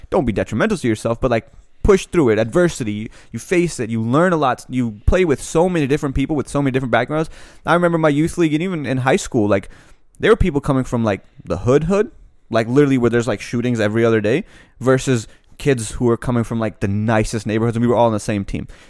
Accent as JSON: {"language": "English", "country": "United States", "tie": "born or raised there", "said": "growing up in America"}